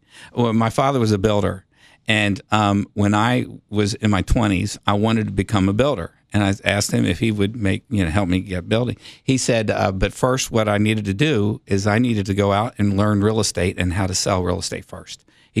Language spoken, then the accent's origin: English; United States; I grew up in Sequoia Hills, went to Sequoia Hills Elementary School.